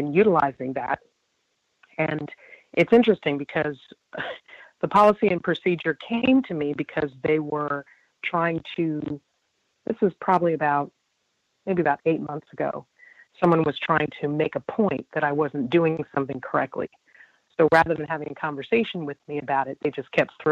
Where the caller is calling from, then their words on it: Virginia, United States; I'm a caller from Virginia.